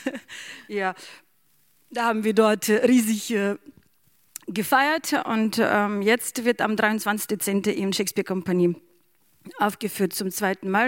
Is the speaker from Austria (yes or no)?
no; Ukraine; German is a second language; now in Bremen, Germany; ich bin selber Bremerin und ich bin auch Ukrainerin.